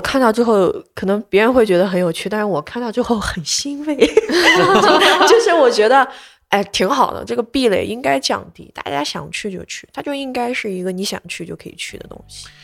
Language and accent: Chinese; Lanzhou, Gansu, China; 我们老家兰州当时其实被封控掉了